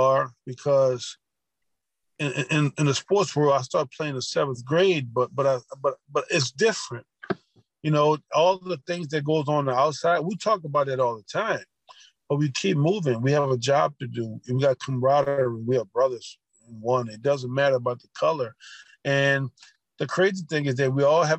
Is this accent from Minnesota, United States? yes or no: no; Louisiana, United States; I grew up around Confederate flags and seeing those Confederate flags in Louisiana